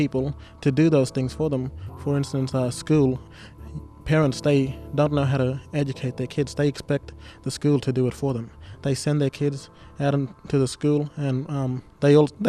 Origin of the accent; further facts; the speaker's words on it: Doomadgee, Queensland, Australia; I am from Dumaji and I am 18 years old